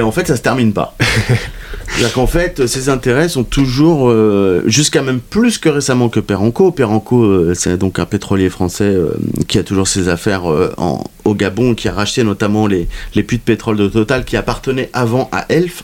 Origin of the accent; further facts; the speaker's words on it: France; je suis français